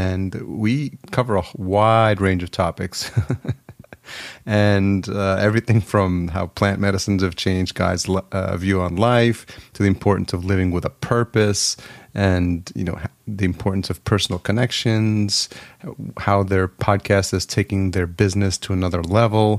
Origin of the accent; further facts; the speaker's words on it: New York, United States; moved away as an adult; now in Los Angeles, United States; I'm from New York, and I just moved to LA like 4 months